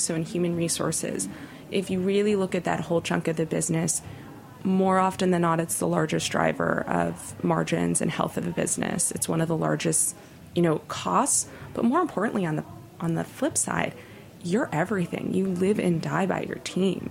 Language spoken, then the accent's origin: English; Los Angeles, California, United States; now in New York, United States; LA has emerged as such an interesting food city, but growing up, that was not the case. And I credit Nancy hugely for putting my hometown on the map